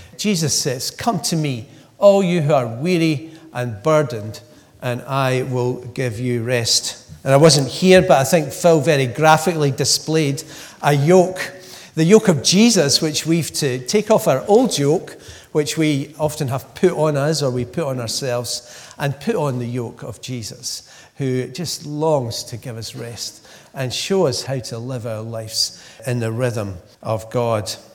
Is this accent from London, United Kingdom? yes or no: no; Glasgow, Scotland, United Kingdom; moved away as an adult; growing up in Glasgow for the first 30 years